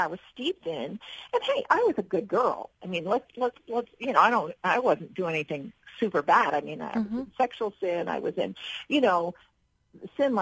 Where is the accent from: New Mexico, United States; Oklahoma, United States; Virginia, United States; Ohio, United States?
Ohio, United States; moved away; also born or lived in Miami; growing up in Ohio